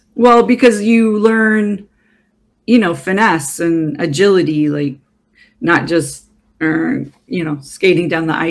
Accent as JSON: {"language": "English", "country": "Canada", "tie": "born or raised there", "also_born_or_lived": "Toronto / Montreal / Vancouver", "moved": "yes", "said": "Well, I grew up in Canada as well, so I understand a few things, even though I've been gone a very long time."}